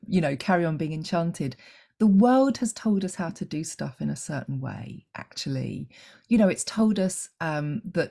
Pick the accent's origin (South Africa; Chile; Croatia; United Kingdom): United Kingdom; England; I'm English